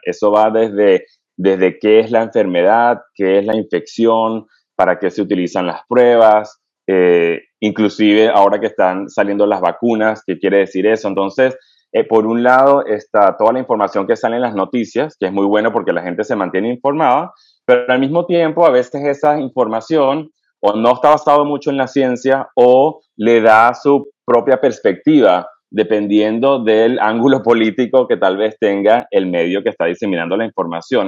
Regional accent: Venezuela; moved away as an adult; also born or lived in United States; now in North Carolina, United States; en Venezuela me crié hasta que estudié medicina allá y después emigré eh, a los Estados Unidos

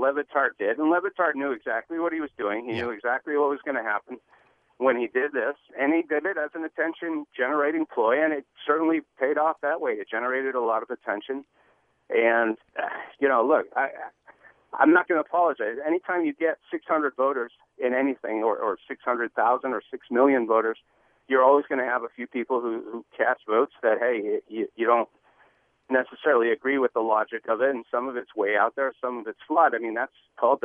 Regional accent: Montreal, Quebec, Canada; now in Seattle, United States; I'm from Montreal

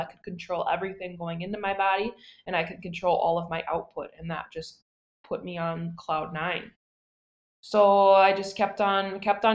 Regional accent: Plymouth, Wisconsin, United States; moved away as an adult; now in Green Bay, United States; I'm from a small town called Plymouth. Plymouth is about 1.5 hours down south.

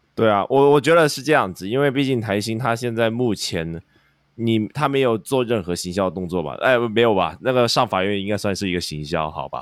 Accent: Hong Kong; 我们香港这边

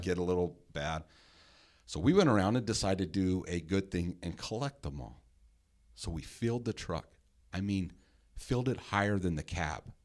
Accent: Henderson, Nevada, United States; we grew up in the same neighborhood

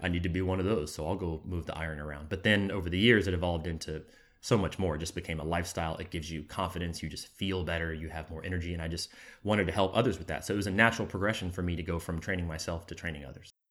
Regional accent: Jacksonville, Florida, United States; moved away as an adult; now in Los Angeles, United States; I'm from Jacksonville, Florida. Um, I've been in L A about six years now

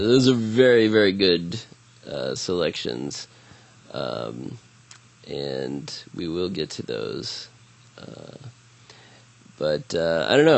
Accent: Columbus, Ohio, United States; my hometown

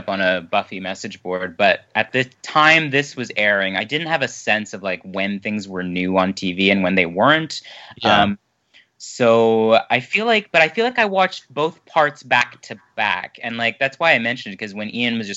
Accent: Canada; I'm Canadian

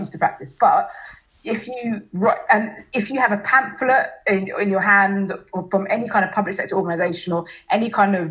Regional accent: Ghana; now in Enfield, United Kingdom; I'm from Ghana

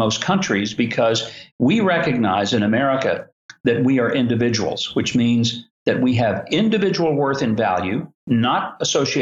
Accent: South Arkansas, United States; a kid who grew up as poor as I did, growing up in South Arkansas in a little orange brick rent house

